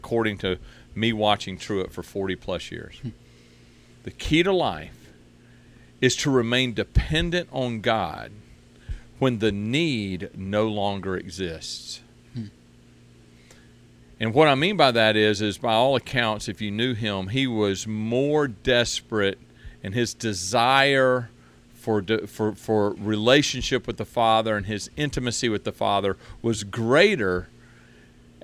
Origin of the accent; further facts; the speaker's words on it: Forest Park, Georgia, United States; also born or lived in Bremerhaven, Germany / Jonesboro, Georgia; We moved to Forest Park. Okay. In 1968, I was born in Bremerhaven, Germany